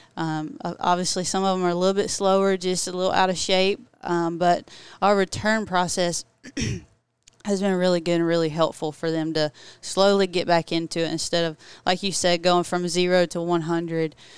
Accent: Ashburn, Georgia, United States; also born or lived in Valdosta, Georgia; I'm actually from Turner County, Georgia, very small, if anybody knows where that's at. It's Ashburn

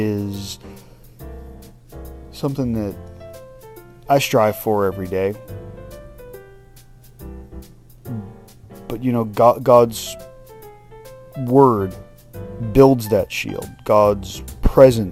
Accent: United States; we as the American people

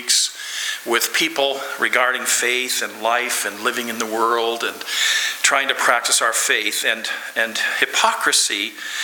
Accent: Lloydminster, Canada; I'm from Lloydminster

